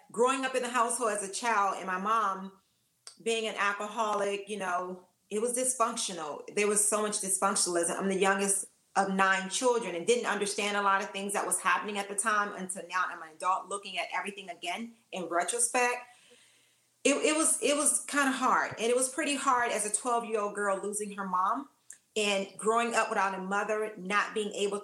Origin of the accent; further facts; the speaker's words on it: Washington, District of Columbia, United States; I'm from Washington, D.C., I'm a Washingtonian, born and raised